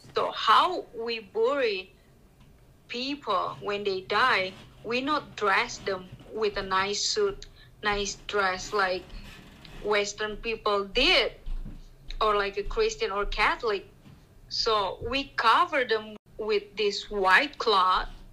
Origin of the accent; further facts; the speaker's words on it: Jakarta, Indonesia; I grew up. I born and grew up in Jakarta